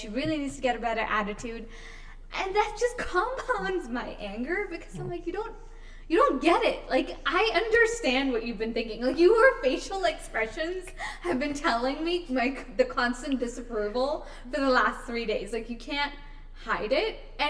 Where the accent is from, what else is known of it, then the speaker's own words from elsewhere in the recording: India; this is a shit that you have to constantly deal with as an Indian woman.